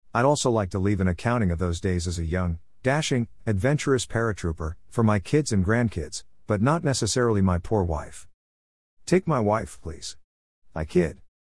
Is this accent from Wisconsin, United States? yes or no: yes; Kenosha, Wisconsin, United States; my hometown, Kenosha, Wisconsin